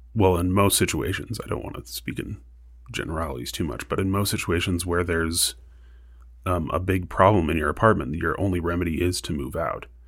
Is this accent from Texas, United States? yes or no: yes; El Paso, Texas, United States; moved away as an adult; now in Tucson, United States; I'm not from Arizona. I'm from El Paso, Texas, but both of my parents are from Arizona